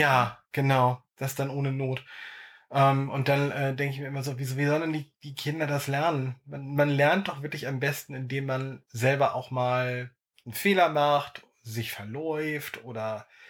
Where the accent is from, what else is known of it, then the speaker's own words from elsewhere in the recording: Dannenberg, Lower Saxony, Germany; ich in meinem Heimatort Dannenberg